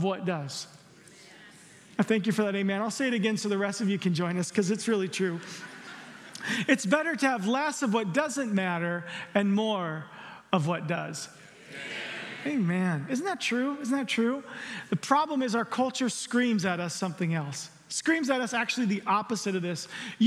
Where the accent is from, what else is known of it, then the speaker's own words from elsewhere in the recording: the South, United States; I'm from the South